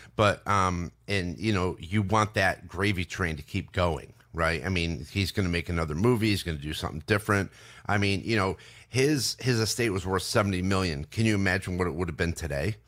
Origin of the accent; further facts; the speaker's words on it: Binghamton, New York, United States; we grew up in Binghamton, New York